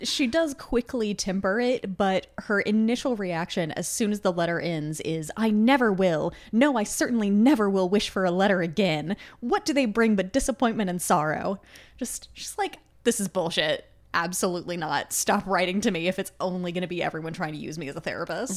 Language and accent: English; United States; I'm an American